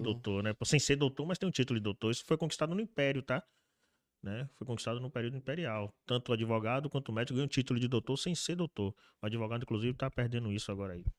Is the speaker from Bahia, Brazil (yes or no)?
yes; Salvador, Bahia, Brazil; E eu nasci e fui criado na Cidade Baixa, CBX, CBX, né? Nos antigos alagados